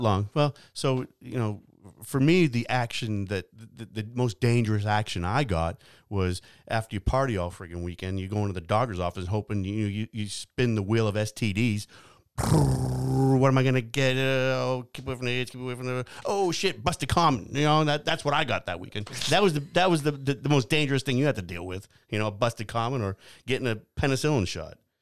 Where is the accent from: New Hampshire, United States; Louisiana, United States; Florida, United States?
New Hampshire, United States; I'm from New Hampshire